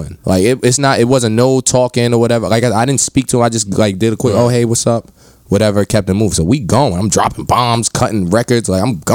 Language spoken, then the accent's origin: English; New York City, New York, United States; moved away; also born or lived in suburbs; I'm from Harlem, but my mom's moved us to the suburbs